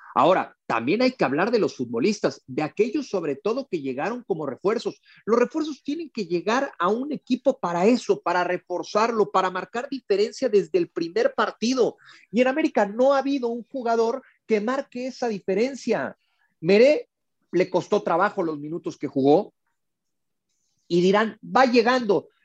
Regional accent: Mexico; en, en México

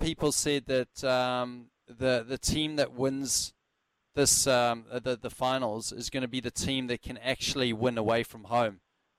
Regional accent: Johannesburg, Gauteng, South Africa; like it used to be at the Wanderers Stadium with me growing up in Johannesburg.

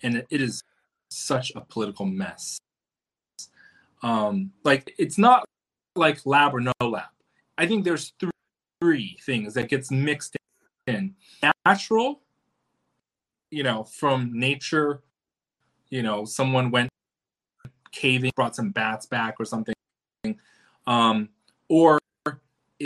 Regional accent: China; now in United States; born in China

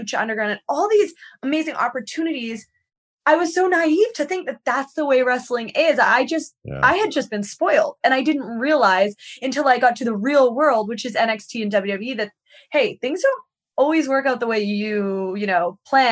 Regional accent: Victoria, British Columbia, Canada; moved away as an adult; now in United States; I'm from Vancouver Island.

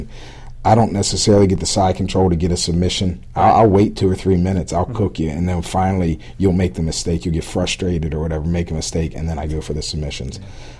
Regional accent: Baltimore, Maryland, United States; I'm from Baltimore

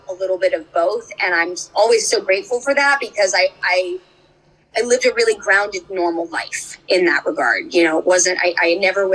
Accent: Orange County, California, United States; I grew up in Orange County

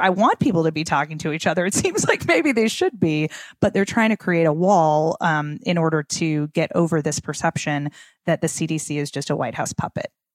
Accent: Minnesota, United States; I'm from Minnesota

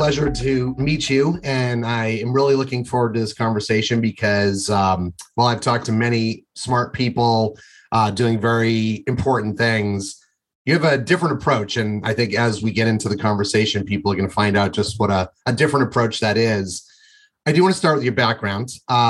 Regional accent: Windham, Maine, United States; I'm from Windham, Maine originally.

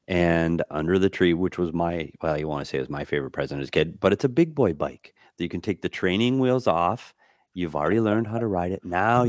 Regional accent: Minnesota, United States; Well, for me, it's growing up in Minnesota, it's always about the white Christmas, and it's always snow and snowstorms

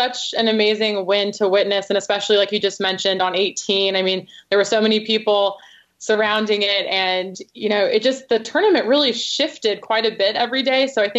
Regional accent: California, United States; now in Providence, United States; I'm from California

